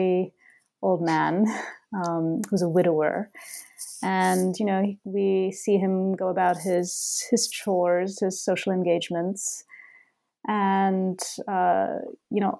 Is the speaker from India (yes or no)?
yes; Bangalore, Karnataka, India; moved away as an adult; now in Boston, United States; Bangalore, my hometown.